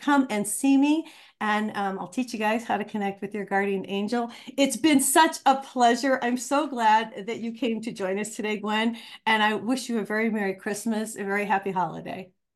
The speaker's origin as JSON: {"language": "English", "region": "Ohio", "country": "United States", "tie": "born or raised there", "moved": "yes", "lives_now": "Albuquerque, United States", "said": "growing up on a farm in Ohio"}